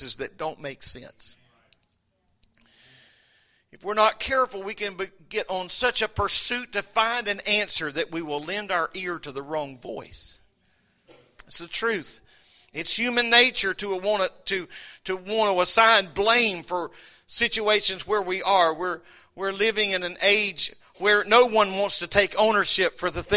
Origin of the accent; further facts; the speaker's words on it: United States; I'm glad I'm an American